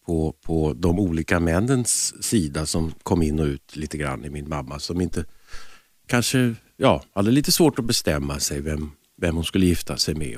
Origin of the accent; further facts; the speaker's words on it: Stockholm, Stockholm County, Sweden; also born or lived in Lidingö / Härjedalen; jag föddes i Stockholm och sen så bodde vi på Frejgatan